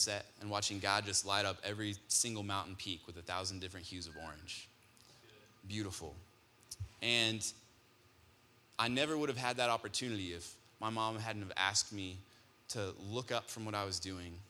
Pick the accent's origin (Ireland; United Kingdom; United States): United States; Colorado; I grew up here in Colorado